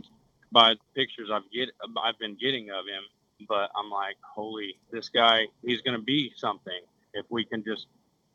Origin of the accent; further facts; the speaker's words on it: Ponca City, Oklahoma, United States; now in Edmond, United States; I'm from Ponca City, Oklahoma, located north central region. Like I said, we're probably about 40 minutes from the Kansas line. So we got some pretty big deer in the area. Born and raised there